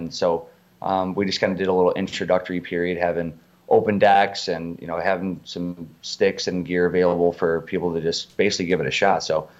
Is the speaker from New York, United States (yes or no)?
no; Arlington Heights, Illinois, United States; So I grew up there in Arlington Heights. It's in the northwest suburbs.